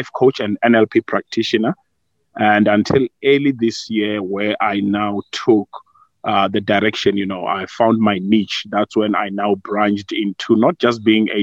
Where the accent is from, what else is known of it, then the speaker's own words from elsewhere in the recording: Vuwani, Limpopo, South Africa; also born or lived in Polokwane; born and bred in Vuani in Limpopo. That's just outside the famous town of Thohoyandou.